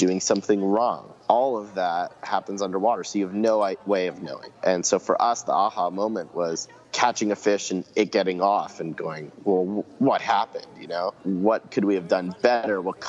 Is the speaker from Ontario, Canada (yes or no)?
yes; Ontario, Canada; growing up in Ontario, Canada